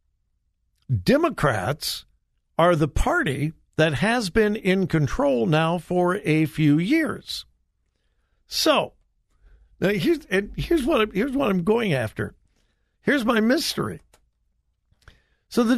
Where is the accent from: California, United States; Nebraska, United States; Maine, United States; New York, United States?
California, United States; Southern; I'm from California, Southern California